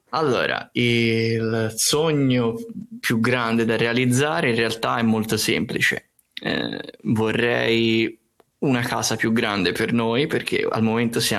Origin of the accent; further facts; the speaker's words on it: Tuscany, Italy; io sono toscano.